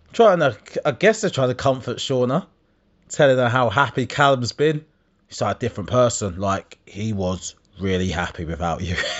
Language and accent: English; Essex, East of England, United Kingdom; I'm from Essex